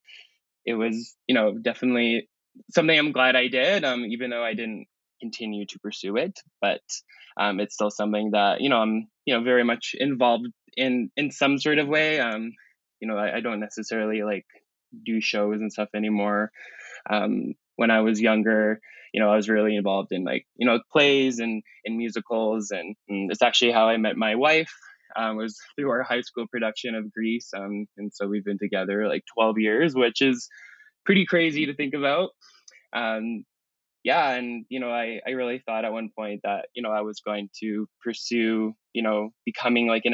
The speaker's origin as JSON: {"language": "English", "town": "Calgary", "region": "Alberta", "country": "Canada", "tie": "born or raised there", "said": "I'm from Calgary, born and raised"}